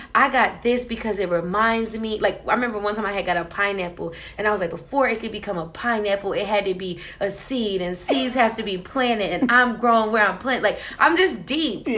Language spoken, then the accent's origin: English; New York City, New York, United States; also born or lived in New Jersey; I'm originally from Queens, New York.